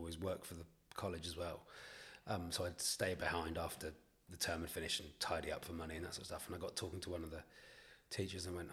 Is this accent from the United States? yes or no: no; Newton Abbot, South West England, United Kingdom; I'm from Newton Abbot near Torquay or Tynmouth or Paignton